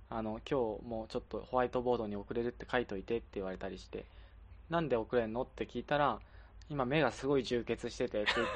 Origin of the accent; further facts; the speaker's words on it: Kagoshima, Japan; moved away; 僕、鹿児島出身